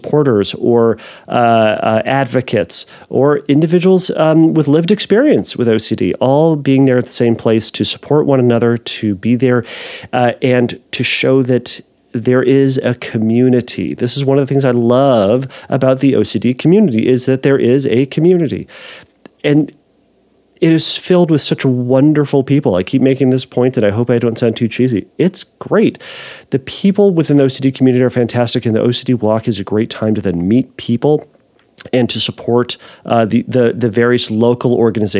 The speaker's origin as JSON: {"language": "English", "country": "United States", "said": "we're American, and I am one"}